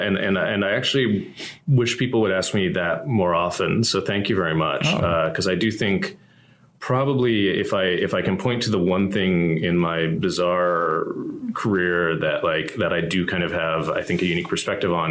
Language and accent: English; Columbia, Missouri, United States; moved away as an adult; now in Los Angeles, United States; my hometown of Columbia, Missouri